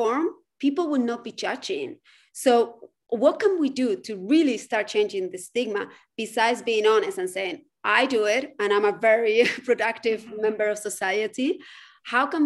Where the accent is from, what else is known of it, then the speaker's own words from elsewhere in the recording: Spain; moved away as an adult; now in United States; I grew up in Spain.